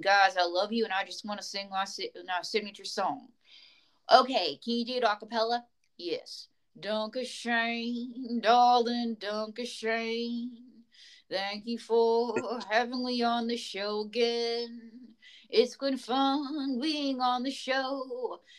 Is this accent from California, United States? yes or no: no; Western Pennsylvania, United States; now in Las Vegas, United States; I grew up in Western Pennsylvania. It's football country